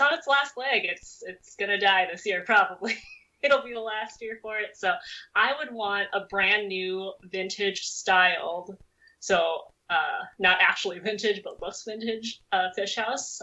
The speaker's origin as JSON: {"language": "English", "region": "Minnesota", "country": "United States", "tie": "born or raised there", "also_born_or_lived": "South Korea", "said": "Minnesota, which is where I basically grew up"}